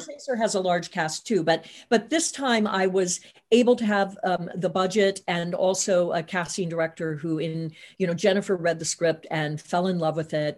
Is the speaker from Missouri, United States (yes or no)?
yes; Hannibal, Missouri, United States; moved away; I'm originally from Hannibal, Missouri, so a couple of hours away from the big city